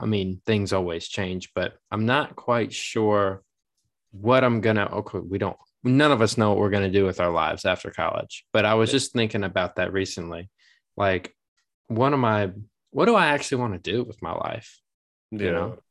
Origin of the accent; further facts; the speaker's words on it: Massachusetts, United States; moved away; I'm from Massachusetts